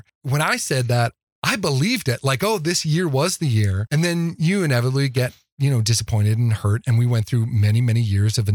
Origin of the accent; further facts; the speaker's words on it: outside of Chicago, Illinois, United States; also born or lived in Midwest; now in Fort Collins, United States; I grew up outside of Chicago